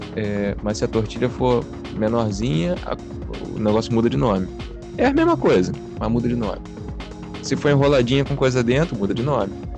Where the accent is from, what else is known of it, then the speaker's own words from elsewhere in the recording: Rio de Janeiro, Brazil; moved away as an adult; eu sou nascido e criado no, no Rio